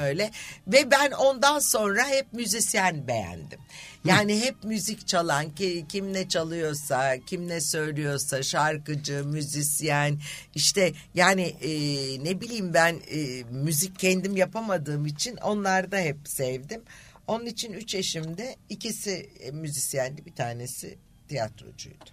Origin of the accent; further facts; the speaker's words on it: Büyükada, Istanbul, Turkey; benim de çocukluğum Büyükada'da Anadolu Kulübü'nde geçti.